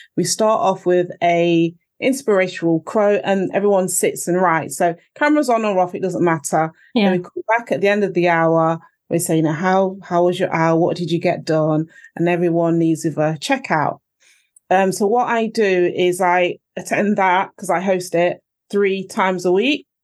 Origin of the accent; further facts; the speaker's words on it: Nottingham, East Midlands, United Kingdom; I was born in Nottingham. My parents came over from Jamaica a long time ago